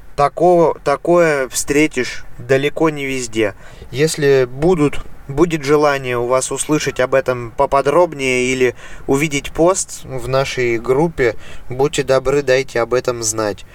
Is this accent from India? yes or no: no; Russia; moved away as an adult; also born or lived in Voronezh; now in Germany; в моем родном городе